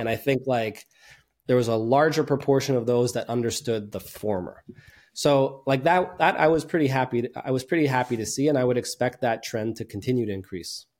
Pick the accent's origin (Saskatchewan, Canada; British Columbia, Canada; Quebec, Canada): Quebec, Canada; Montreal; born and raised in Montreal, Canada